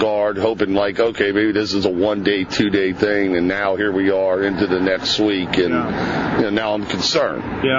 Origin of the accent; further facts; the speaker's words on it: Cheviot, Ohio, United States; I was born and raised in Cheviot